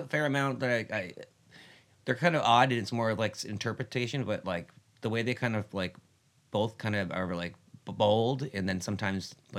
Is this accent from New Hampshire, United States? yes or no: yes; Gilmanton, New Hampshire, United States; born or raised there